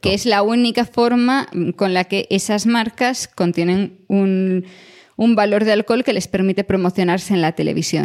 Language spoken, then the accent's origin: Spanish; a village near Santiago, Galicia, Spain; en mi pueblo, pero yo ya me tenía que ir a Santiago para ir a un McDonald's y el primero abrió, tendría yo yo creo que unos ocho años